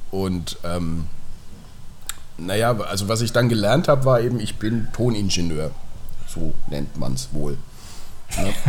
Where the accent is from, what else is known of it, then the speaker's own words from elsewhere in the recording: Nuremberg, Bavaria, Germany; now in Munich, Germany; Ich komme ursprünglich auch aus Nürnberg, in Nürnberg aufgewachsen, zur Schule gegangen und ähm, ähm, meine Ausbildung und das Studium dann, das hat mich nach München verschlagen, genau.